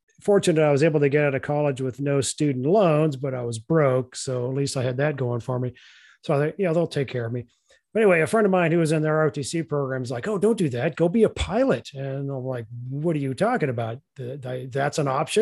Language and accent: English; Northern California, United States; moved away; also born or lived in Arizona; I grew up in Northern California